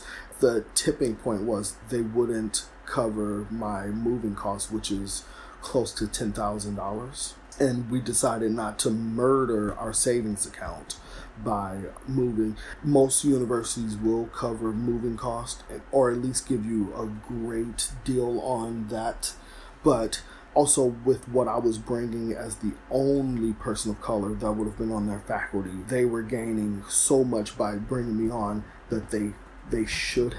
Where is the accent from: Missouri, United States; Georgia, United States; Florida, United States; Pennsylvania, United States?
Missouri, United States; St. Louis; moved away as an adult; also born or lived in Springfield, Missouri; now in New York, United States; Before Missouri State, I lived and grew up in St. Louis